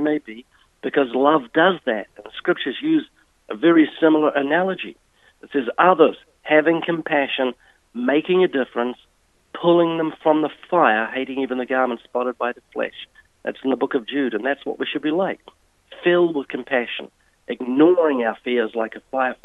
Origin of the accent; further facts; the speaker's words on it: New Zealand; Yes, I was born twice in New Zealand. I was brought up in a non-Christian home.